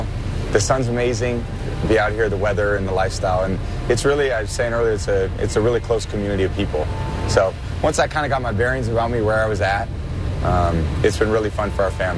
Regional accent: California, United States; moved away as an adult; now in Tampa, United States; growing up in California

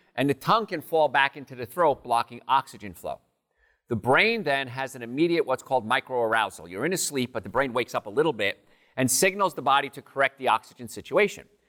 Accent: New Jersey, United States; I grew up in New Jersey, right in the meadowlands, swamps of Jersey

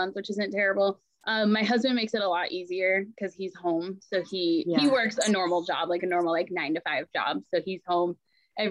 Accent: Ephrata, Washington, United States; also born or lived in Anchorage, Alaska; My mom moved us to Ephrata, Washington, this tiny, tiny little town in the middle of Washington, when I was in third grade. And then I've lived here ever since.

